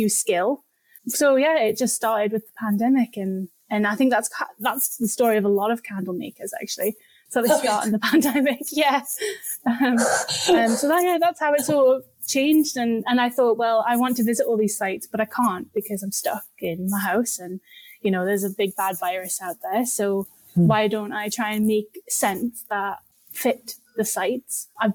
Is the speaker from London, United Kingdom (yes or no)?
no; Newcastle upon Tyne, North East England, United Kingdom; moved away as an adult; now in Glasgow, United Kingdom; I'm from Newcastle in the north of England originally, and I moved to Glasgow about a decade ago now